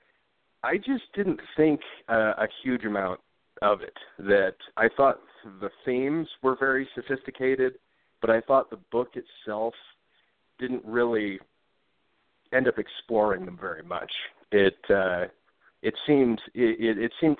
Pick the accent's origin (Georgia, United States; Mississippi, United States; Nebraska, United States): Nebraska, United States; Omaha; moved away as an adult; also born or lived in West Coast; now in Denver, United States; I grew up in Omaha, Nebraska, mainly in the Dundee neighborhood for the early part of my life